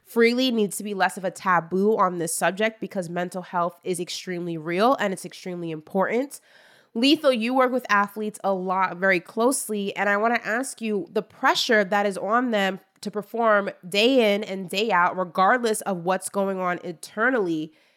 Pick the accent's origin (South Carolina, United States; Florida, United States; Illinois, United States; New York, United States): New York, United States; I'm from New York and that is what we do.